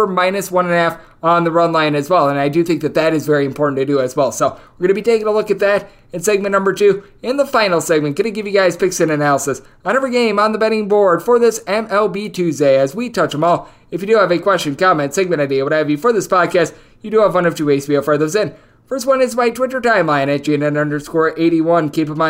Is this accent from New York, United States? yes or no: no; Wisconsin, United States; now in Las Vegas, United States; it is out here in Las Vegas, but I'll take the heat rather than the cold that I grew up with in Wisconsin.